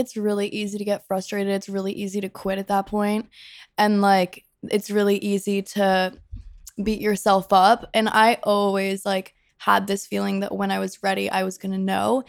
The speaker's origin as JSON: {"language": "English", "region": "Rhode Island", "country": "United States", "tie": "born or raised there", "moved": "as an adult", "said": "I'm from Rhode Island. I moved here in twenty seventeen, a week after I graduated high school."}